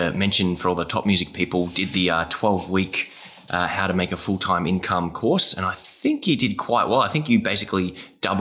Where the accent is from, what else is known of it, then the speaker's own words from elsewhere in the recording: Australia; accent: Aussie; I've got my Aussie accent engaged right now